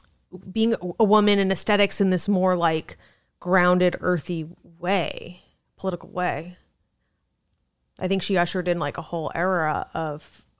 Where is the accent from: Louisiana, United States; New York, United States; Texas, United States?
New York, United States; New York City; I don't know how you know I'm from New York City, but.